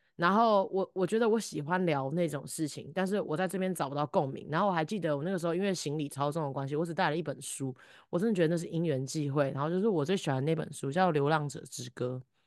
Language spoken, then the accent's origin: Chinese; Taiwan; 身在台湾是我作，我作为人一个很大的幸运